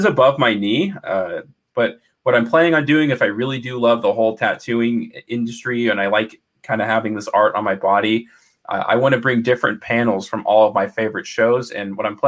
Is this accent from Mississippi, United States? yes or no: yes; Mississippi, United States; I grew up in Mississippi